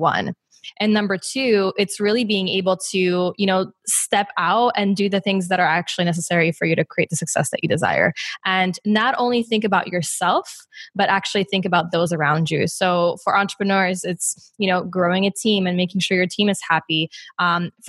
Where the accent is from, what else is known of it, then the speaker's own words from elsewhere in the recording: Poland; now in Chicago, United States; growing up in Poland